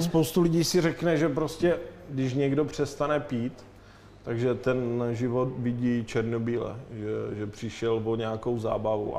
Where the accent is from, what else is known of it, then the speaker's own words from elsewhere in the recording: Ostrava, Moravian-Silesian Region, Czechia; now in Prague, Czechia; jsem z Ostravy a jak se říká Ostravak se jen tak z něčeho neposere